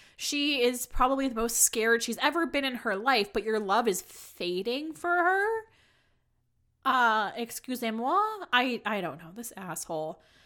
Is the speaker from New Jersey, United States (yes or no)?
yes; New Jersey, United States; I am from New Jersey